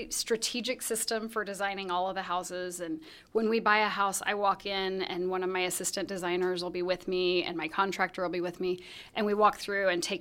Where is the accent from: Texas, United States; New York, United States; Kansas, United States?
Kansas, United States; Salina; Well, so we, um, I, I grew up in Salina, Kansas.